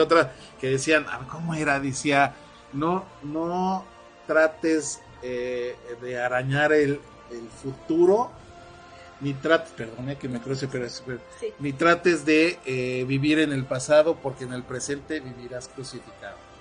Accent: Ciudad del Carmen, Campeche, Mexico; nuestros queridísimos paisanos ahí en Ciudad del Carmen, de donde yo soy, soy Carmelita

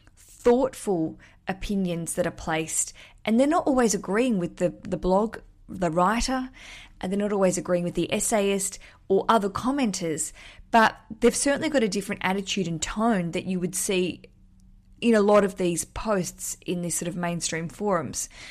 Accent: Australia; moved away as an adult; now in London, United Kingdom; as an Australian living in London

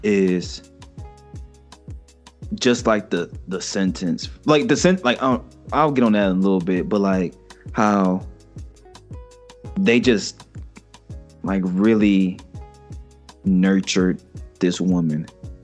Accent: Chicago, Illinois, United States; I'll talk to her because I'm from Chicago.

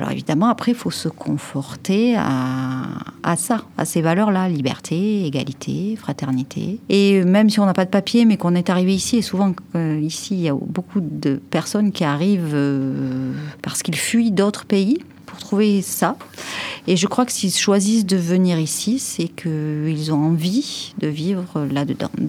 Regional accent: France; ce moment-là que je revendique le plus que je suis française.

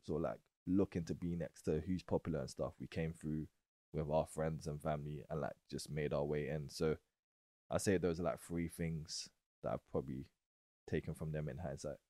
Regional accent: London, United Kingdom; I was born in Woolworth Road, East Street Market, but then I moved to Old Kent Road. But o, I went to a primary school in Old Kent Road

